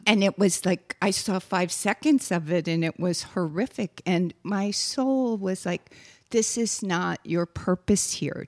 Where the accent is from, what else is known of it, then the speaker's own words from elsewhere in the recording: Wisconsin, United States; moved away; also born or lived in Texas; I am from Wisconsin, after all. So we say "yous guys" and "y'all."